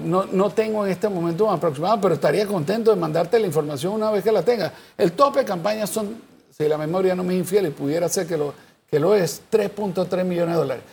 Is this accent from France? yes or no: no; Panama; yo soy panameño